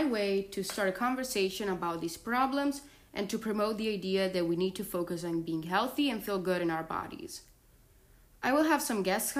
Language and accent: English; Florence, Tuscany, Italy; moved away as an adult; I was born and raised in Florence, Italy